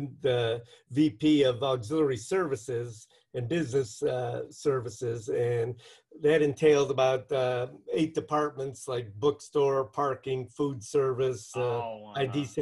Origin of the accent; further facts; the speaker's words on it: Cleveland, Ohio, United States; moved away as an adult; now in Bowling Green, United States; when we first moved to Bowling Green, we're from Cleveland, Ohio originally. In 1992, we moved here